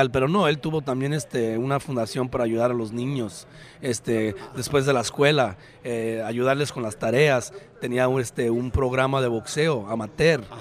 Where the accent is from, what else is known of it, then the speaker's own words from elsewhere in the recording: Mexico; Yo como mexicano, mexicoamericano, americano orgulloso de él